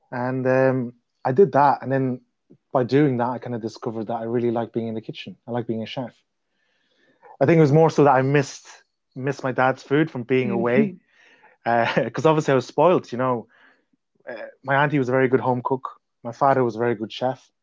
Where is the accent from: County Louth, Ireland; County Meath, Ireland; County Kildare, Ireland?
County Meath, Ireland; Navan; accent: Irish; moved away as an adult; also born or lived in Malaysia / Scotland / London; now in United Kingdom; the town I grew up in is called Navan